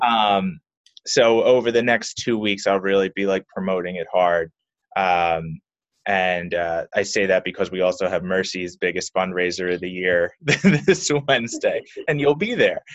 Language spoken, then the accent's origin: English; Philadelphia, Pennsylvania, United States; I was well born and raised in Philly, South Philly specifically